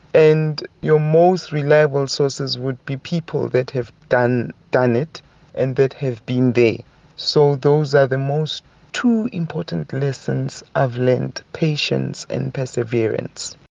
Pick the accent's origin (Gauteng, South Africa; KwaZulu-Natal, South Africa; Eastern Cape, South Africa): Gauteng, South Africa; Soweto; now in Mahikeng, South Africa; I was born and bred in Soweto